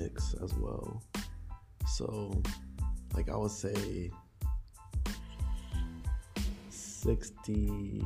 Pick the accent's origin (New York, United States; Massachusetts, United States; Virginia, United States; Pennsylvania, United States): Pennsylvania, United States; Pottstown; I'm from Pottstown. Pretty small suburban area